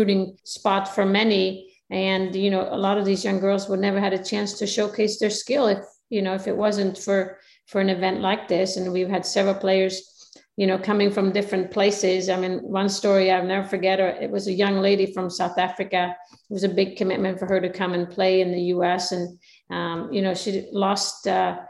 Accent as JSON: {"language": "English", "country": "Sweden", "said": "I'm coming from Sweden"}